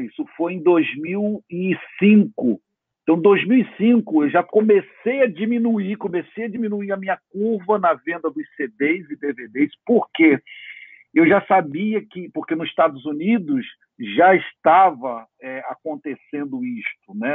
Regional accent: Brazil; como brasileiro

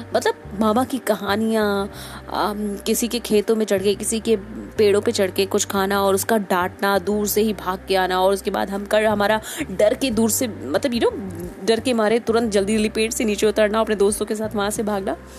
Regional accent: Uttar Pradesh, India; मैं बेसिकली उत्तर प्रदेश से हूँ

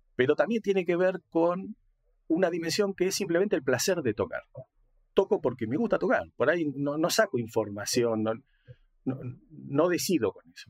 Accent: Argentina; now in La Plata, Argentina; soy argentino, eh, nací hace 60 años, soy grande.

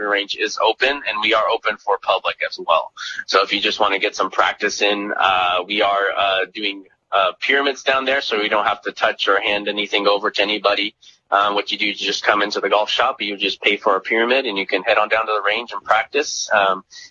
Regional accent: Lindsay, California, United States; moved away as an adult; now in Monterey County, United States; So I'm from the Central Valley, a little town called Lindsay.

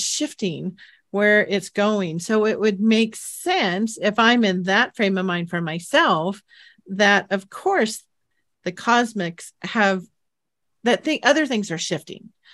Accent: San Jose, California, United States; where I grew up in San Jose, California

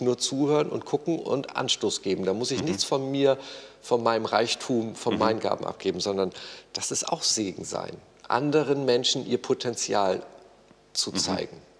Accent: Germany; Ich als Deutscher in meinem Sozialstaat

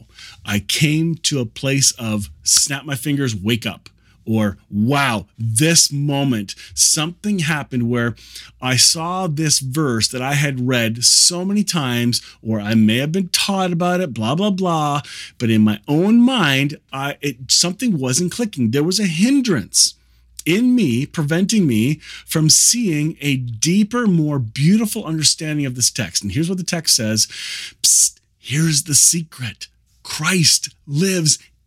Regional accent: Kitchener, Ontario, Canada; I grew up here in the Kitchener-Waterloo area where this is being recorded.

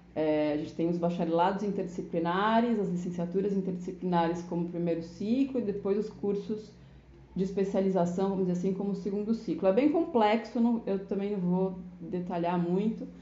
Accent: São Paulo, Brazil; moved away as an adult; also born or lived in Caravelas, Bahia; now in Bahia, Brazil; na cidade de São Paulo, que é de onde eu sou

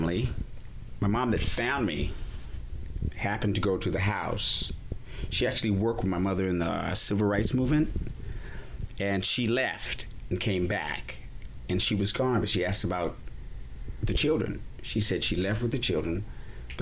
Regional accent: Laramie, Wyoming, United States; also born or lived in Fort Collins, Colorado; I grew up in Laramie, Wyoming, Fort Collins, Colorado, on farms, in meadows, near mountains

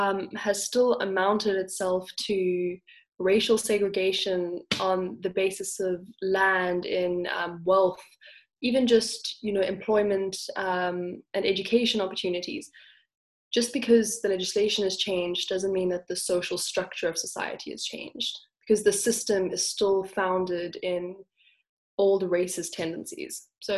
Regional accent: Cape Town, Western Cape, South Africa; I'm 18 and I'm from Cape Town.

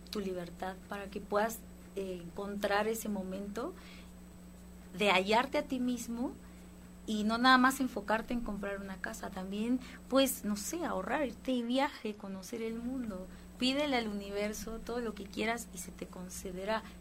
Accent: Guatemala; Ahí yo soy de Guatemala

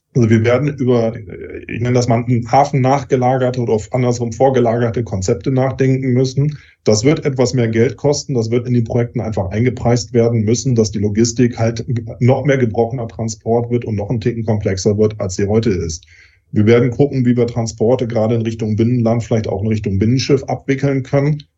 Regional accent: Germany; Bei uns in Deutschland

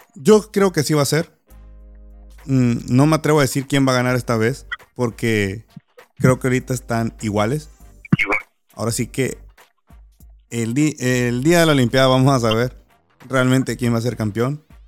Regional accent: Los Cabos, Baja California Sur, Mexico; soy de Los Cabos

